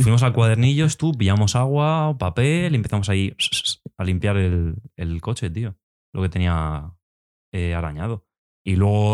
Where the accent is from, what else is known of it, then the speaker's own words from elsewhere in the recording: Spain; nosotros, por ejemplo, somos españoles, hablamos español